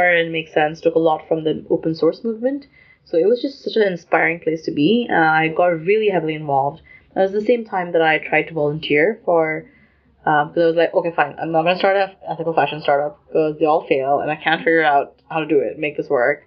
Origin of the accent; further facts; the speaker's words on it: Lahore, Punjab, Pakistan; moved away; also born or lived in United Kingdom; I grew up in Lahore, which is in Pakistan